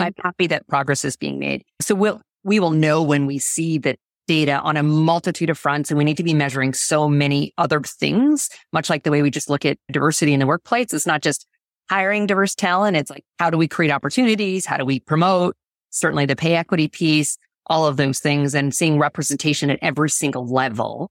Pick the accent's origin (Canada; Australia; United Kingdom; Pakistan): Canada; moved away as an adult; now in United States; born in Canada